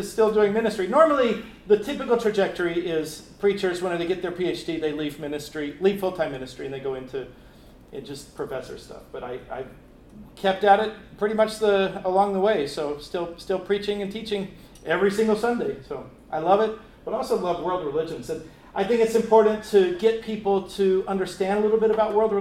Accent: New Mexico, United States; moved away as an adult; also born or lived in Calgary, Canada / Texas; now in California, United States; I grew up in New Mexico where there's lots of Native Americans

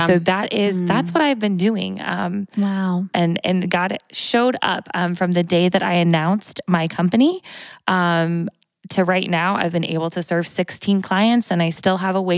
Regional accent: Morton, Illinois, United States; I'm a local girl. So I grew up here, born and raised in Morton

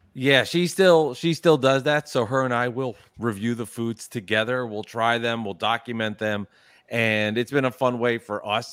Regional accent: New Jersey, United States; I am from New Jersey. I'm not from New York

